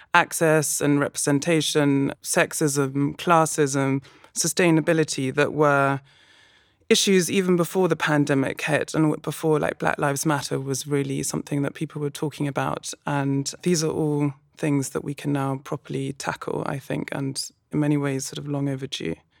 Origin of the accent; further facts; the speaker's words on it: London, United Kingdom; moved away as an adult; now in Berlin, Germany; I'm originally from London.